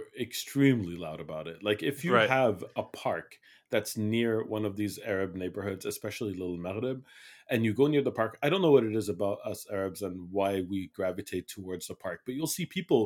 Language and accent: English; Montreal, Quebec, Canada; That's actually where I grew up in Montreal.